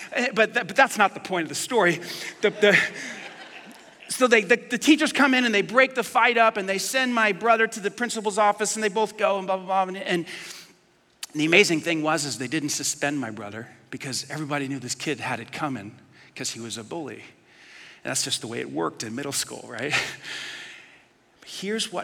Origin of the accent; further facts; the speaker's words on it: New York, United States; I grew up in New York